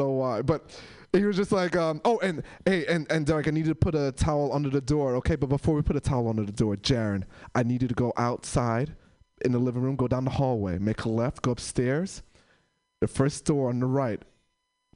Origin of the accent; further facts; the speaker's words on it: New York, United States; also born or lived in San Francisco; now in Portland, United States; I'm from New York